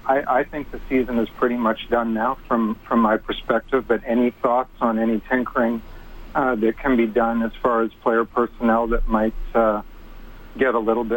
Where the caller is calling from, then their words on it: San Diego, California, United States; also born or lived in Texas; I am calling from San Diego. The last time I called was a few years ago when I was living in Texas